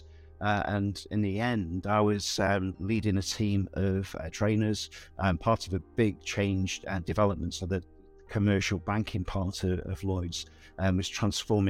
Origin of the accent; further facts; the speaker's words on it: Southport, North West England, United Kingdom; also born or lived in Bangor, Wales; I grew up in Southport, which is in the northwest of England on the sea.